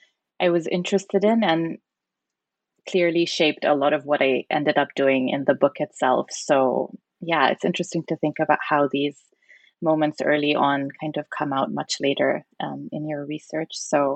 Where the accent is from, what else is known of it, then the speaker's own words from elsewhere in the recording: Zambia; because I remember growing up in Zambia, Nasser was also quite a prominent figure